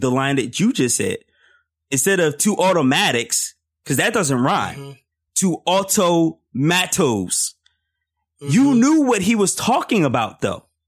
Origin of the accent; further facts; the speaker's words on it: Philadelphia, Pennsylvania, United States; I grew up in Philly